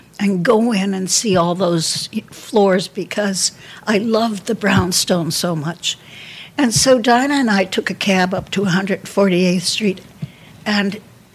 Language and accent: English; New York City, New York, United States; I'm a New Yorker.